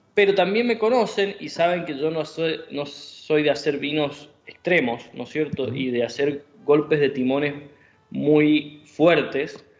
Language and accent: Spanish; Argentina; como argentino